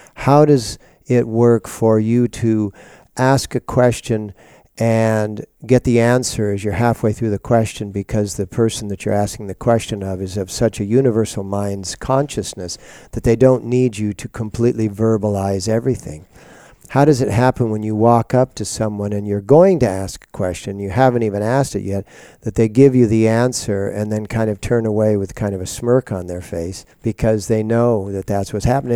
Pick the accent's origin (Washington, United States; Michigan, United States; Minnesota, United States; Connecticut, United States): Washington, United States; Seattle; when I grew up in Seattle, uh, starting in nineteen forty-five